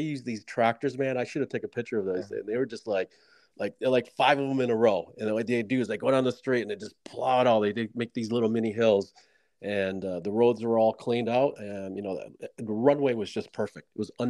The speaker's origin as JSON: {"language": "English", "town": "Syracuse", "region": "New York", "country": "United States", "tie": "born or raised there", "moved": "yes", "said": "Dude, I'm from Syracuse, man. I grew up with 110 inches of snow."}